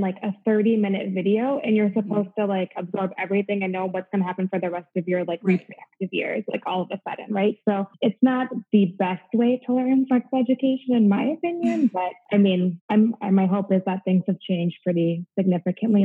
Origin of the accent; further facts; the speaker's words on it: Midwest, United States; moved away as an adult; now in Florida, United States; I'm originally from the Midwest. I'm a Midwest girl at heart, so I'm used to cold winters